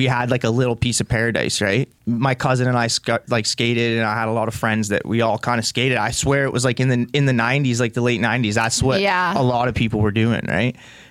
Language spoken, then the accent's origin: English; Picton, Ontario, Canada; I'm from Picton. I grew up in the county